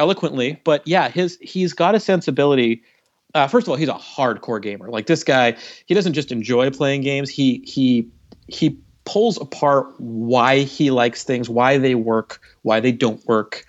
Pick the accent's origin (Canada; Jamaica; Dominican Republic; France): Canada; now in United States; I'm from Canada